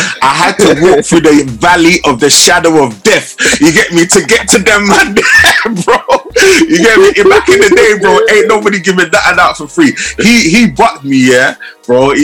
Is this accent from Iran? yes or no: no; London, United Kingdom; I grew up in Southeast